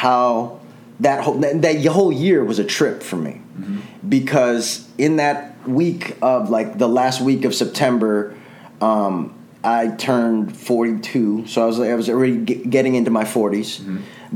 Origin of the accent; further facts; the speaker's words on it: Chicago, Illinois, United States; now in Los Angeles, United States; I come from Chicago.